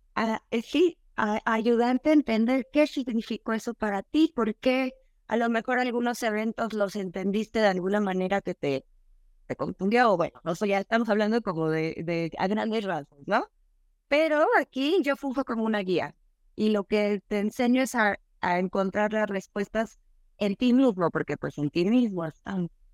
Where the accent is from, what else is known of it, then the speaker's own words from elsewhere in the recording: Veracruz, Mexico; soy mexicana, nací en Veracruz.